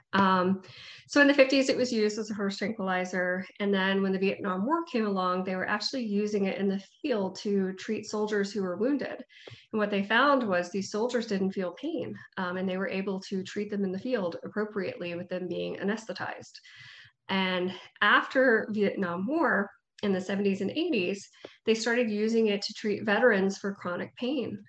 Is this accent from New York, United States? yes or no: no; Panama City, Florida, United States; also born or lived in Gainesville, Florida / Tampa, Florida; now in Tallahassee, United States; i was born and raised in panama city um, so I'm from there, homegrown. Uh, I live in Tallahassee now.